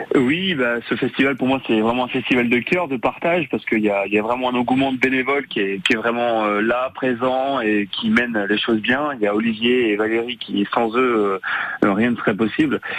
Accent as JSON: {"language": "French", "area": "Quintin?, Côtes-d'Armor", "region": "Brittany", "country": "France", "tie": "born or raised there", "moved": "yes", "lives_now": "Carantec, France", "said": "Costard mauritain de cœur, parce que je suis originaire de Gosson, euh, en plein Côte d'Armor"}